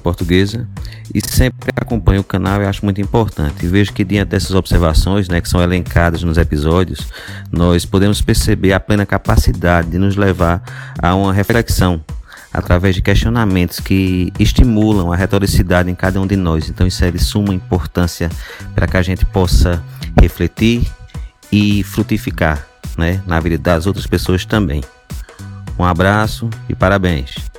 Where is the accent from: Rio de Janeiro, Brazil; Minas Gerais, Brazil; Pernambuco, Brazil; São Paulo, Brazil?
Pernambuco, Brazil; Caruaru; sou de Caruaru, Pernambuco